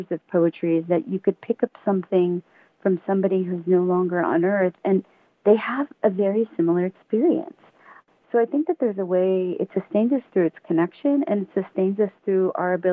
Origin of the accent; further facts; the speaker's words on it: San Gabriel Valley, Southern California, United States; moved away as an adult; also born or lived in New York; now in Tucson, United States; I grew up in the San Gabriel Valley